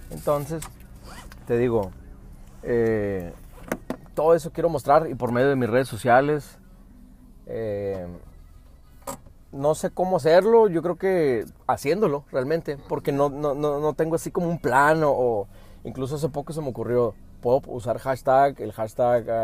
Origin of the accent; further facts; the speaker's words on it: Phoenix, Arizona, United States; Soy de fuera. Soy de Estados Unidos, de hecho. No sé si, si se nota o qué, pero...